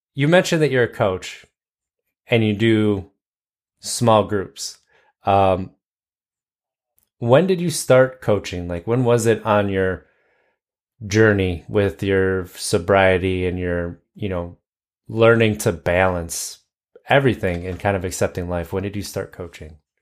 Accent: United States; I'm American.

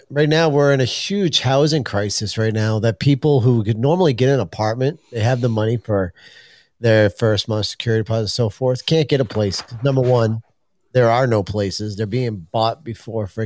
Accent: Maine, United States; fellow Mainers

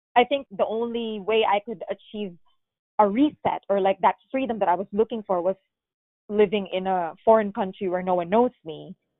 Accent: Philippines; moved away as an adult; now in United States; I am born and raised in the Philippines

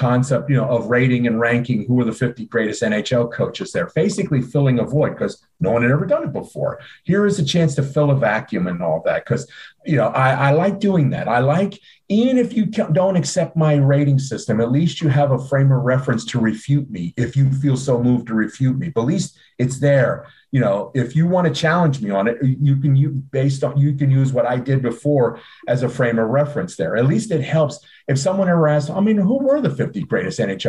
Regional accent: Southern New Jersey, United States; moved away as an adult; also born or lived in Northeast Philadelphia; now in Philadelphia, United States; I was born and raised in Southern New Jersey. So basically, even though I live in Northeast Philadelphia right now, most of my life I was living in South Jersey

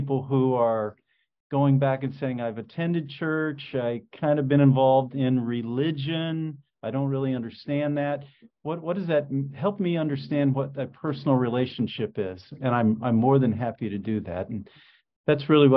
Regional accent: Indianapolis, Indiana, United States; I grew up in Indianapolis

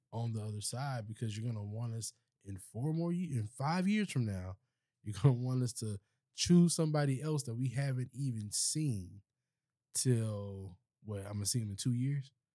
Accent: Charleston, South Carolina, United States; I'm from Charleston

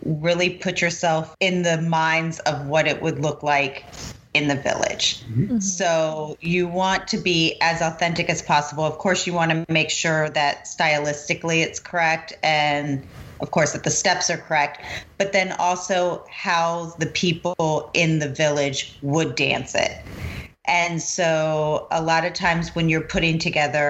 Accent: Newport News, Virginia, United States; now in Northern Virginia, United States; Growing up in Newport News, it was a small community

